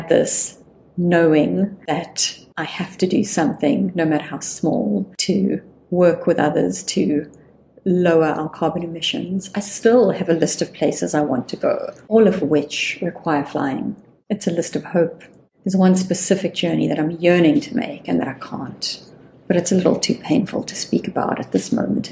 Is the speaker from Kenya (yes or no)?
no; South Africa; as a South African sitting in South Africa